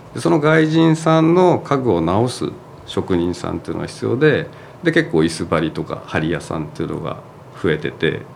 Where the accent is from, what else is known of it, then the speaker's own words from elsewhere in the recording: Saitama, Japan; 僕埼玉生まれなので